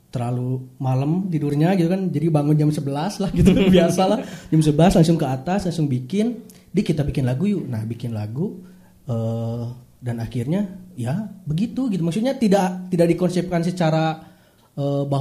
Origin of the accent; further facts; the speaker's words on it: Soreang, West Java, Indonesia; Saya orang Soreang, jadi predikat orang selatan gitu kan.